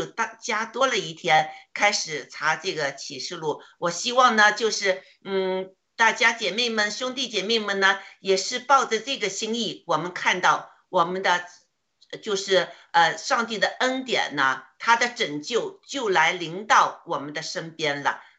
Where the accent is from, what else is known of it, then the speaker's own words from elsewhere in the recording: China; 我呢内心呢就是祷告，就想上帝啊，你给我们中国人多一些时间，呃，让我们中国人多一些人呢，能将来呢。